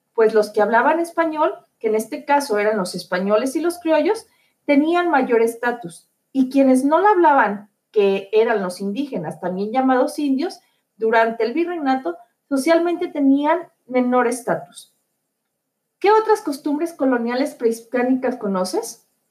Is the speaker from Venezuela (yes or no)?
no; Mexico